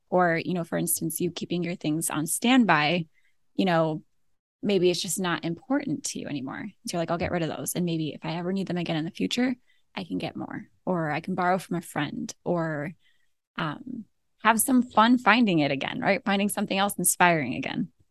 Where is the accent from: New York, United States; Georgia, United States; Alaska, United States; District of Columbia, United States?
Alaska, United States; moved away as an adult; also born or lived in Florida / Idaho / Southern California; now in Ohio, United States; we were born and raised in Alaska.